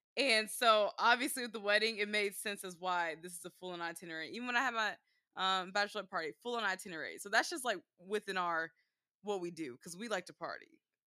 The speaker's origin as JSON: {"language": "English", "town": "Dallas", "region": "Texas", "country": "United States", "tie": "born or raised there", "said": "This because we grew up in Dallas. Why I'm like this."}